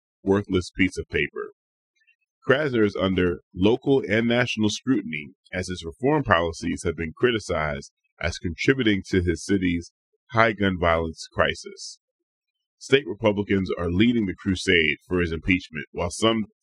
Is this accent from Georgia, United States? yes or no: no; Chester, Pennsylvania, United States; now in Portland, United States; I'm from Chester, Pennsylvania. This is a suburb of Philadelphia